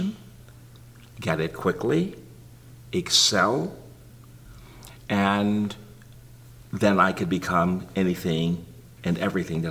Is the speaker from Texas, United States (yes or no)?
yes; Greenville, Texas, United States; I was born and reared in Greenville, Texas